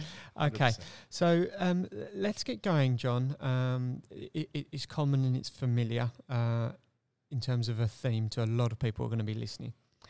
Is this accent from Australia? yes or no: yes; Queensland, Australia; So being a Queenslander, this is going to be unique.